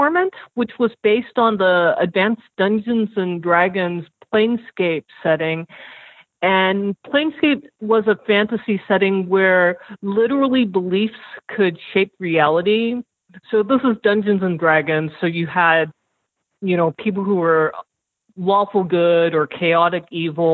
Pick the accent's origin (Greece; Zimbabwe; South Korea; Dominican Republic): South Korea; moved away; also born or lived in United States; I'm Korean American, and I spent 9 years of my childhood in South Korea.